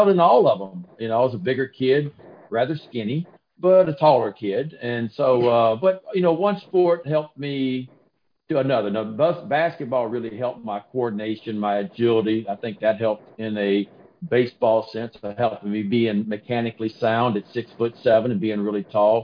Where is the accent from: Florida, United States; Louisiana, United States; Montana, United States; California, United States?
Louisiana, United States; I grew up going to LSU football games. I grew up going to LSU basketball camps. I grew up sneaking in Alex Box Stadium in a hole out in right field wall